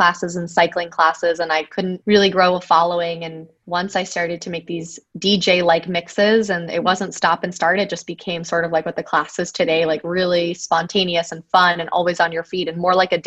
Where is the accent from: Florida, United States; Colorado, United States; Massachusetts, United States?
Florida, United States; Miami; moved away as an adult; I'm originally from Miami